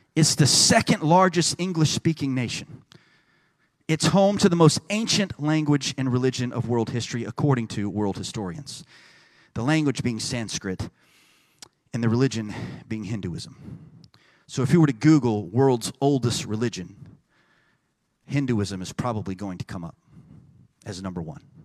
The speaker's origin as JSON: {"language": "English", "region": "Texas", "country": "United States", "tie": "born or raised there", "said": "I'm from Texas"}